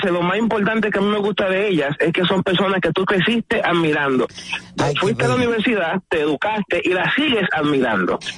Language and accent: Spanish; Santo Domingo, Distrito Nacional, Dominican Republic; yo soy de ese este por ciento de jóvenes que me crié en Villajuana, me crié con violencia